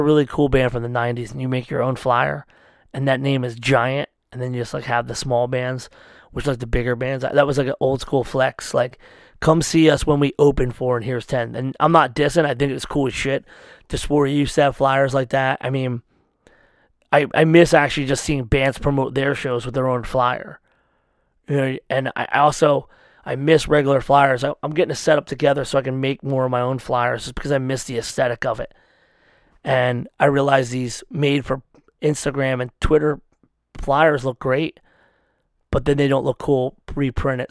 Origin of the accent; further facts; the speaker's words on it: United States; I'm an American